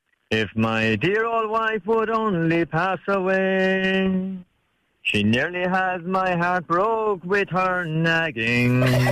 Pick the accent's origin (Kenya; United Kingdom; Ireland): Ireland; Limerick, Munster; I'm from Limerick.